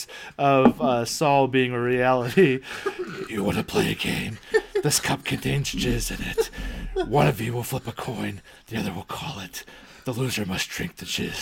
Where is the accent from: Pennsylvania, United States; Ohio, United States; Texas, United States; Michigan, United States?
Ohio, United States; we're from Ohio